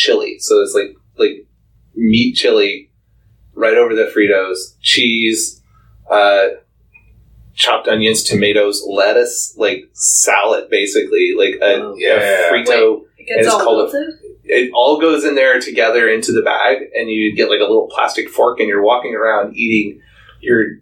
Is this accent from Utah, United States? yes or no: no; Texas, United States; now in Canada; as a Texan